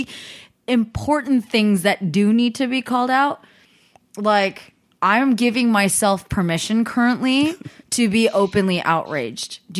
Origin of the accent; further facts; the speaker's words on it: the Bay Area, California, United States; now in Los Angeles, United States; my experience being from the Bay and then now living in Los Angeles